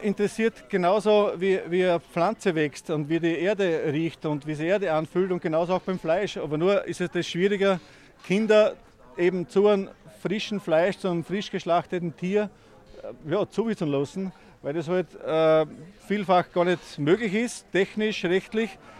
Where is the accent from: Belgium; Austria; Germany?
Austria; in Bamhagen, wo ich her bin, sagt man Zeisel